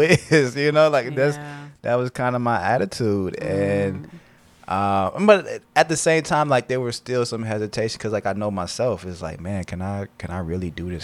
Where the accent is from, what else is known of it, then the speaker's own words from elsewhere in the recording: Elkhart, Indiana, United States; moved away as an adult; now in Blue Island, United States; I'm originally from Elkhart, um, Indiana.